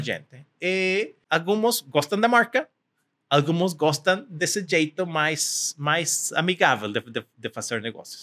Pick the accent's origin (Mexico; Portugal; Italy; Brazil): Mexico; Portuguese is a second language; also born or lived in California; sou mexicano